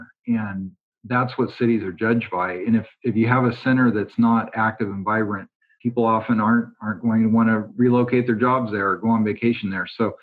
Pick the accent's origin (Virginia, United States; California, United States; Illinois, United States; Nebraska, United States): California, United States; Bakersfield; also born or lived in Bay Area / Los Angeles; I was born and raised here in Bakersfield